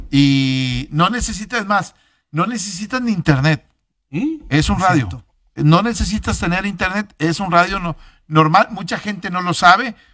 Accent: Monterrey, Nuevo León, Mexico; aquí en Monterrey

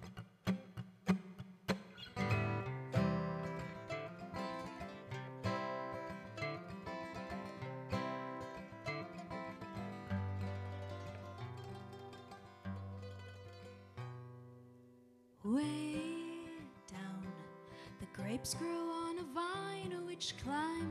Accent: Houston, Texas, United States; moved away as an adult; now in Palermo, Italy; We are originally from Houston, Texas, but for the past year we've been based in Palermo, Sicily

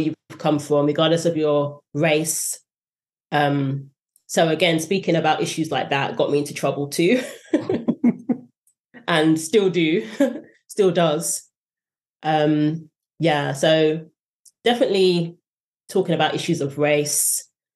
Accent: United Kingdom; also born or lived in Nigeria; now in United States; being somebody from the UK

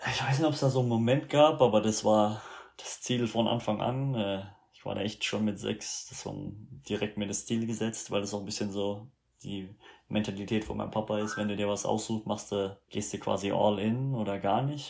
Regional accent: Rhineland-Palatinate, Germany; moved away as an adult; also born or lived in Canada / United States; ich bin in Deutschland aufgewachsen

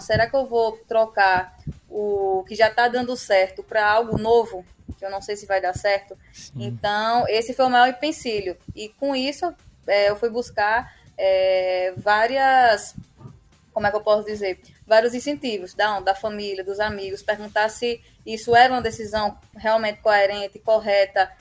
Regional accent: Northeast Region, Brazil; Como um bom sertanejo, um bom nordestino faz

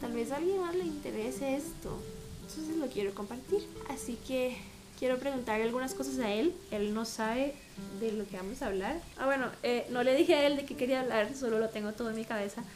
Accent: Costa Rica; soy Tica de Costa Rica

